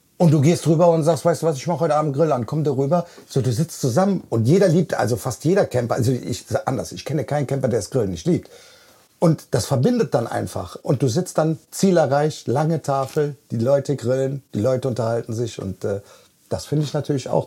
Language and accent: German; Bonn, North Rhine-Westphalia, Germany; Ich bin 49 Jahre. Vom Beruf bin ich Kraftfahrer. Ich komme aus Bonn